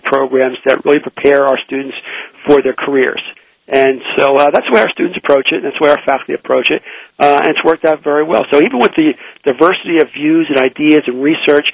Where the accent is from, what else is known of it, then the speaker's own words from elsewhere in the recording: New Jersey, United States; also born or lived in Philadelphia, Pennsylvania; now in Pittsburgh, United States; I my home originally is from New Jersey